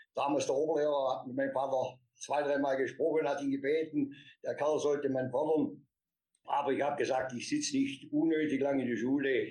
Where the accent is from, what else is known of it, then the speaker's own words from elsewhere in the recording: Swabia, Baden-Württemberg, Germany; Und ich habe hier die Schulzeit bei uns genossen in ähm, Schwabenland, im beschaulichen Seelauf. Das ist ein kleines Dorfchen am Rande des Schwarzwaldes. Da bin ich behütet aufgewachsen